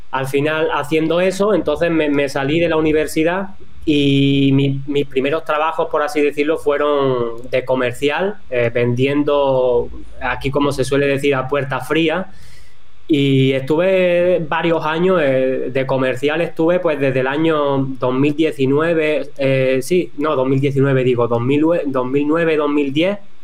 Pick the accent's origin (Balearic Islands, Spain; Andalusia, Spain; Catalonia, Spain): Andalusia, Spain; Cádiz; also born or lived in northern Spain; Pues yo soy de, Cádiz, de, un pueblito que, está en la sierra, en la parte de la sierra de, de Cádiz, que está en la, parte del sur de, España.